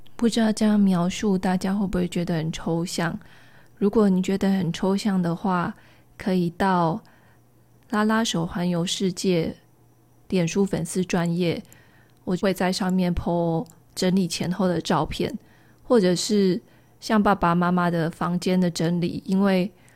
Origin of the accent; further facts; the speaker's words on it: rural Taichung, Taiwan; moved away; 我的老家是在台中乡下一个田中间的透天厝